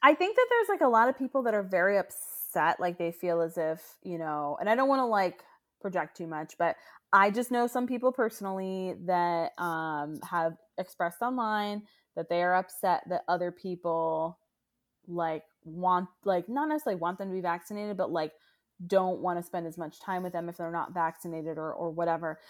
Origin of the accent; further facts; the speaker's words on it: Pine Hills, Florida, United States; moved away; I'm from Pine Hills